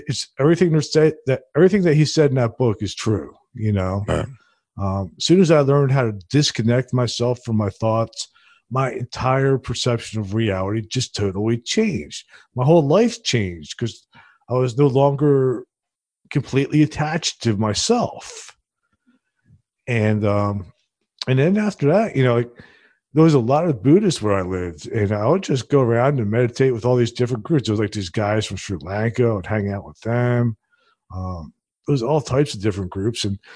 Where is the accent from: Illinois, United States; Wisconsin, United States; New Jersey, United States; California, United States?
New Jersey, United States; Princeton; my hometown